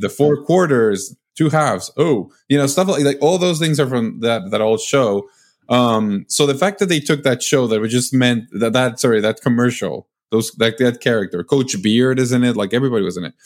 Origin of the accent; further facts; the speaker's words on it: Mexico; moved away; I'm from Mexico